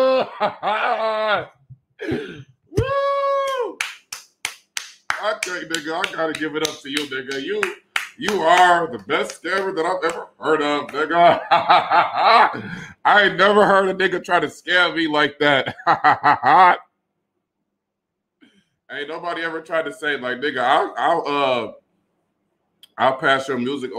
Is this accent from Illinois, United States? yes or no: no; Detroit, Michigan, United States; I'm from Detroit